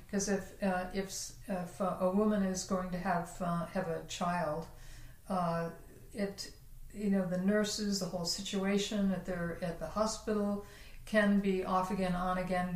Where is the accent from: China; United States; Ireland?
United States; New Jersey; very near where I grew up in New Jersey